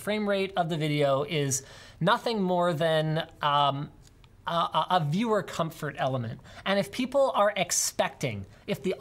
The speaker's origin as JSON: {"language": "English", "town": "Maple Ridge", "region": "British Columbia", "country": "Canada", "tie": "born or raised there", "said": "I grew up in Maple Ridge"}